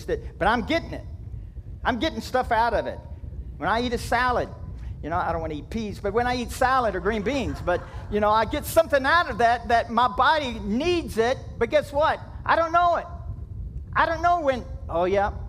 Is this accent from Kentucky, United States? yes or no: yes; Kentucky, United States; I'm from Kentucky